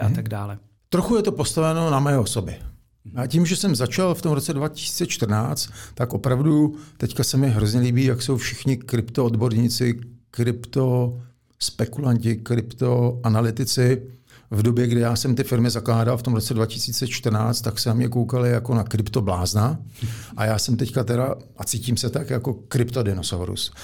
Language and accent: Czech; Czechia; z podstaty jsem Čech